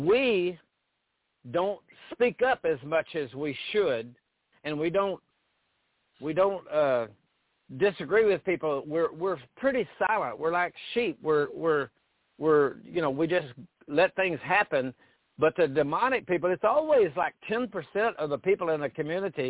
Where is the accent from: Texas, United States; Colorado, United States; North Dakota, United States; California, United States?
Texas, United States; Paris; moved away; My hometown of Paris, Texas